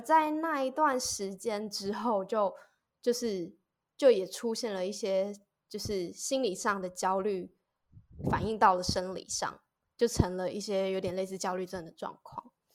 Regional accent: Taiwan; 小时候我其实也是在乡下长大的孩子

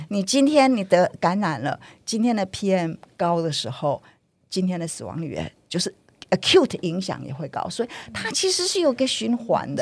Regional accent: Taiwan; 台湾人，我们

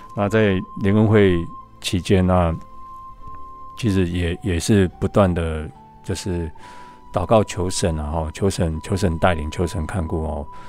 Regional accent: Taiwan; moved away as an adult; also born or lived in Buffalo, United States; 我们生长在台湾哦， 那其实英文也本来就不是我们的母语哦

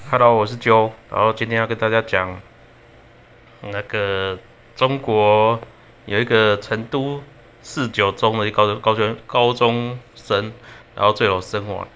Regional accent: Taiwan; 我们台湾人对这件事情蛮生气的

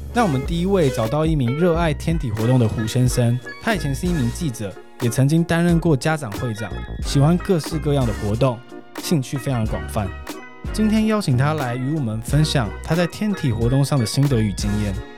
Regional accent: Taiwan; 以我自己在台湾长大的经验

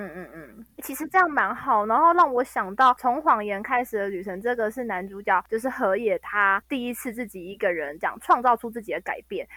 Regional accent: Taiwan; 我没有要马上回台湾

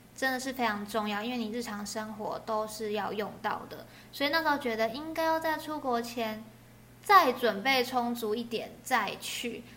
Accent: Taiwan; accent: Taiwanese; 我是来自台湾

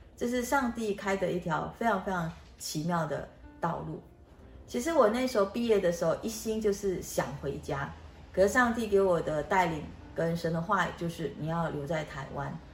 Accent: Malaysia; moved away as an adult; now in Taiwan; 我出生在马来西亚，我们家非常非常地贫穷。我爸爸一个月的收入大概是台币两千元，那我有哥哥姐姐，我们五个人住在一起

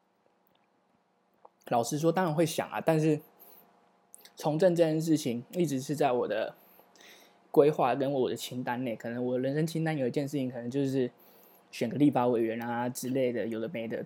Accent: Taiwan; 作为一个土生土长的台湾人

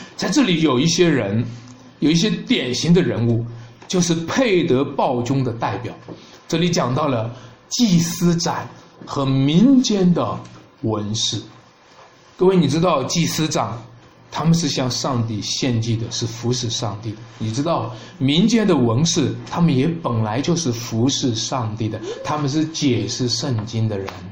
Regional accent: China; 我们作为中国人

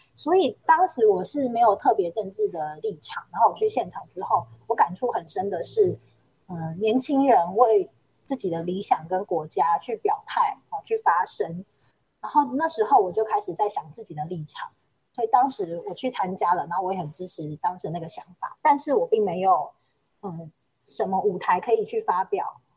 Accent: Shulin, New Taipei, Taiwan; also born or lived in Yingge; 树林其实都是我的家乡

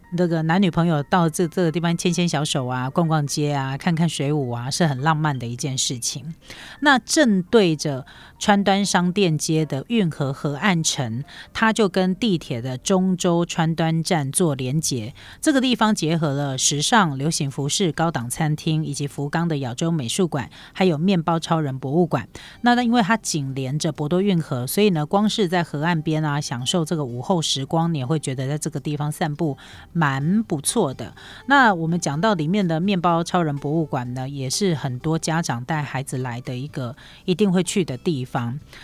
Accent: Taiwan; 对我们台湾人来讲是迪肉馅

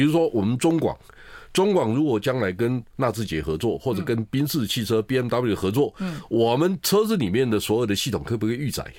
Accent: Taiwan; 我们台湾人很幸运，我们还可以选择

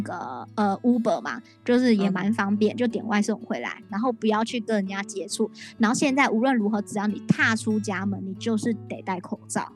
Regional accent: Taiwan; 来自台湾

